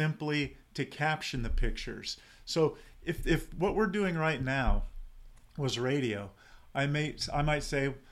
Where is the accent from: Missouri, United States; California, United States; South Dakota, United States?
California, United States; San Diego; I grew up in San Diego